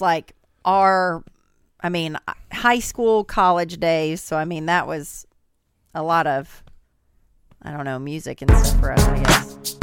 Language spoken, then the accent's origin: English; Southern Indiana, United States; I'm obviously from Southern Indiana